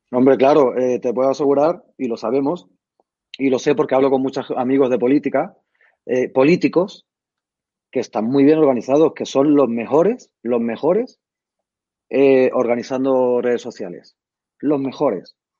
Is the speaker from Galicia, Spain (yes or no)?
no; Madrid, Community of Madrid, Spain; nosotros vivíamos en Barajas